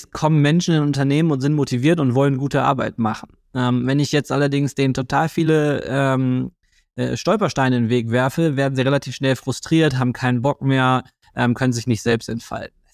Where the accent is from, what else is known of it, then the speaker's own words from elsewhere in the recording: Germany; und außerdem sind wir Deutsche, wir finden eh alles doof.